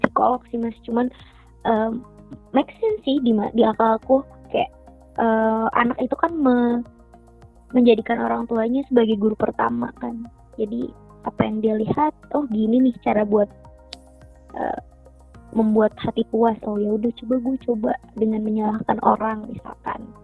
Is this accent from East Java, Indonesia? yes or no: no; Lombok, West Nusa Tenggara, Indonesia; moved away; also born or lived in Jakarta, Indonesia; aku bilang dari Lombok